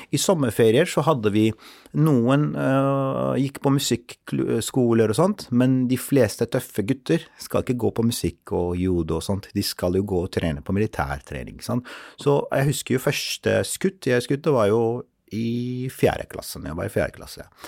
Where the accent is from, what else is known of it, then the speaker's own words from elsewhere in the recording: Mosul, Nineveh, Iraq; moved away as an adult; now in Oslo, Norway; jeg er eh, opprinnelig fra Irak. Født og oppvokst der.